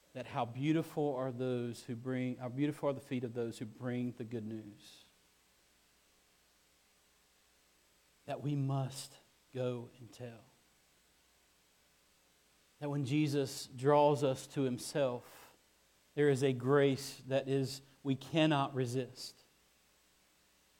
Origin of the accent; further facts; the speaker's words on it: Kinston, North Carolina, United States; moved away; I'm from Kinston